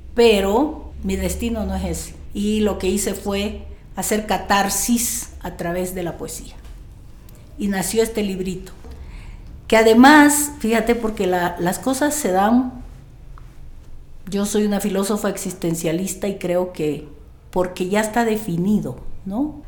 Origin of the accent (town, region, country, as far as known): Riberalta, Beni, Bolivia; born or raised there